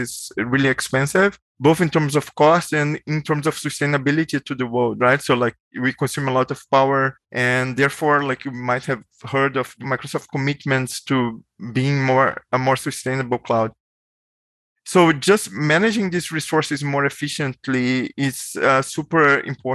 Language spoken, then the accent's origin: English; Brazil; moved away as an adult; also born or lived in Bay Area, United States; now in United States; I'm originally from Brazil, so I moved to the US like a long time ago for grad school